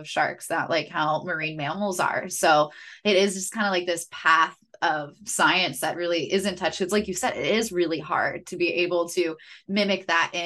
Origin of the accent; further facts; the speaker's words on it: Pennsylvania, United States; moved away; I'm from Pennsylvania